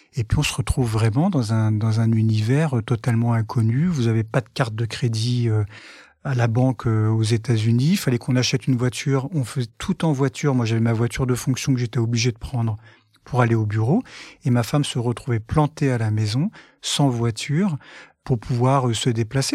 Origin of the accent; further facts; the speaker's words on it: France; nous les Français